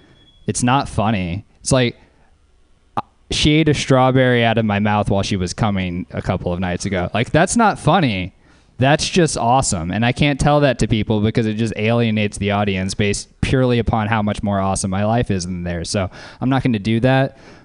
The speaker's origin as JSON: {"language": "English", "region": "Louisiana", "country": "United States", "tie": "born or raised there", "said": "So another thing about being named … growing up in Louisiana is you have a lot of company."}